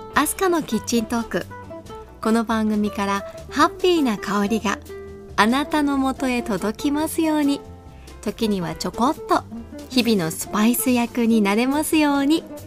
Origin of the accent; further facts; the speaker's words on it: Kanazawa, Ishikawa, Japan; 私が生まれ育った石川県や金沢市